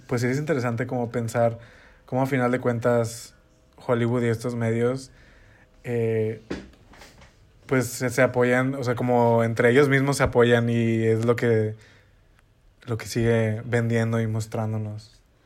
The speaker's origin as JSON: {"language": "Spanish", "region": "northern Mexico", "country": "Mexico", "said": "yo soy norteña"}